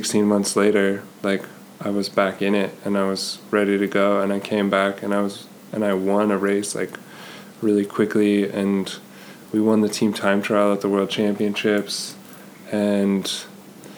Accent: Colorado, United States; the USA Pro Challenge, which is basically the Tour of Colorado, was starting in my hometown

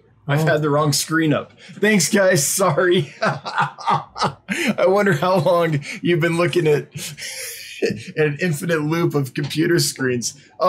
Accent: Placerville, California, United States; I went to high school in Placerville. I grew up right outside of Placerville, and so that's where I'm from.

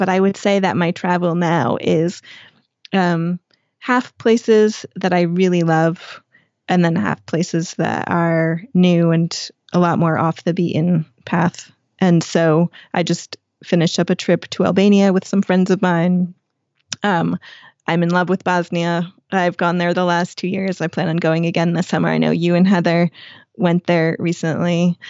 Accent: New York, United States; moved away as an adult; I came from New York.

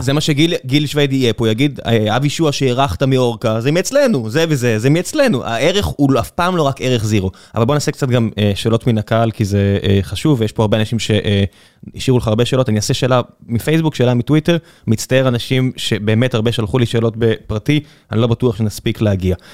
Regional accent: Beersheba, Southern District, Israel; אני באר שבעי

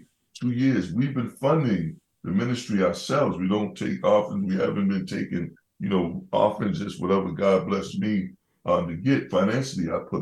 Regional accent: Boston, Massachusetts, United States; I grew up in Bromley Heath Housing Development and the projects, as they call it, the bricks, you know.

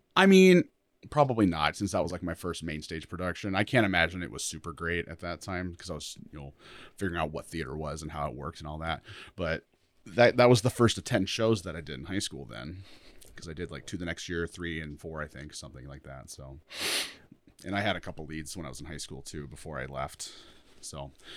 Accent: Rapid City, South Dakota, United States; moved away as an adult; I'm from Rapid City originally.

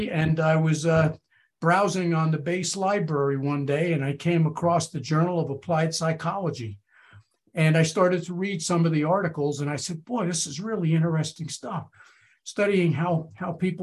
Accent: New York, United States; I grew up in New York

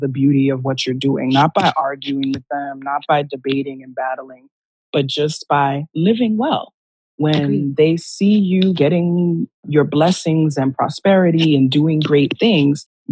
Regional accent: New York City, New York, United States; growing up in New York City

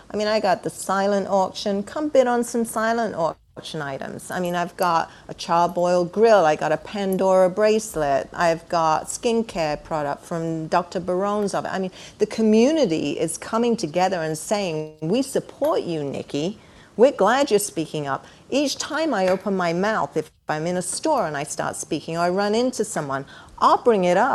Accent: England, United Kingdom; moved away as an adult; I was born and raised in England.

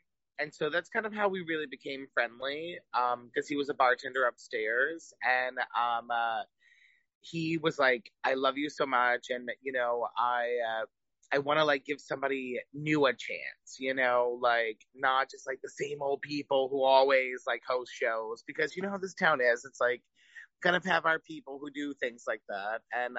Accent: New Orleans, Louisiana, United States; moved away as an adult; also born or lived in Provincetown; now in Key West, United States; I haven't lived there in about 10 years almost. You know, I moved here from Provincetown, Massachusetts. But New Orleans is so, like, deep down who I am at my core

